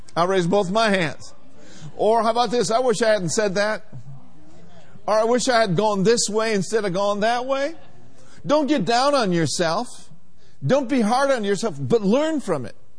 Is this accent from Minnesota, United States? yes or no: yes; Minneapolis, Minnesota, United States; growing up in Minneapolis, Minnesota